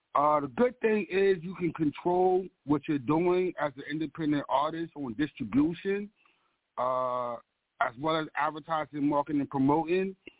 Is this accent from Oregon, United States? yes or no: no; Baltimore, Maryland, United States; the environment that I'm, I've been raised in. You know what I'm saying? Zone 18, the good, the bad, and the ugly of Baltimore